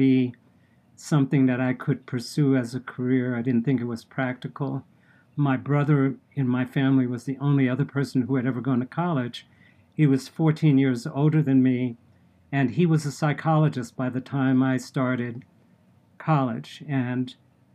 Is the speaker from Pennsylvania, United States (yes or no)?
no; New York City, New York, United States; I grew up in New York City